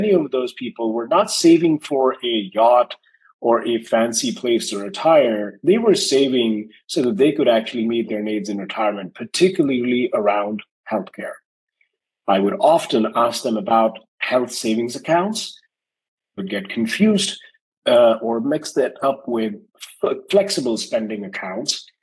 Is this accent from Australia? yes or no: no; New Delhi, Delhi, India; moved away as an adult; now in United States; I was born and raised in India, New Delhi.